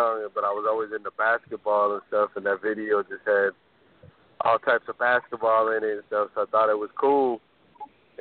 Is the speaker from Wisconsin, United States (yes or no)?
no; Orlando, Florida, United States; I'm originally from Orlando, Florida